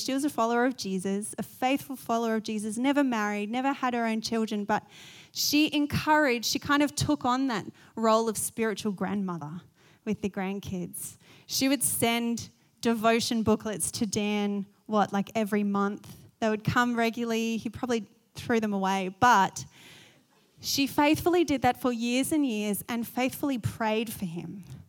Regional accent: Australia; I'm going to say Eunice just because I'm Australian.

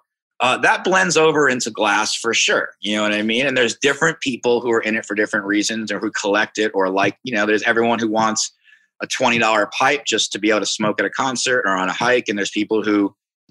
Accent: Long Island, New York, United States; moved away as an adult; also born or lived in Ithaca, New York / Seattle, Washington; now in Philadelphia, United States; I grew up on Long Island, actually, Long Island, New York

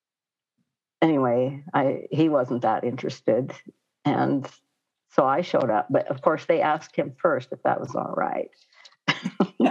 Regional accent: Pine Ridge, South Dakota, United States; also born or lived in Hot Springs, South Dakota; I'm from Pine Ridge here and, you know, went to a Catholic school till I was on Pine Ridge here, Our Lady of Lourdes, until I was in the seventh grade. And then we moved to Hot Springs

